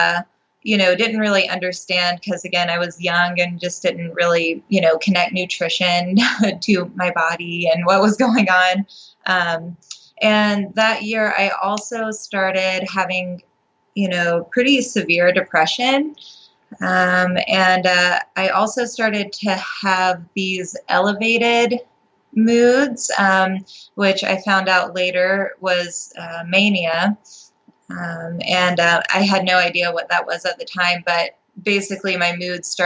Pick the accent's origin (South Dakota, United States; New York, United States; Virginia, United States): Virginia, United States; Appalachian Mountains; I grew up in Virginia in the United States. It's in the Appalachian Mountains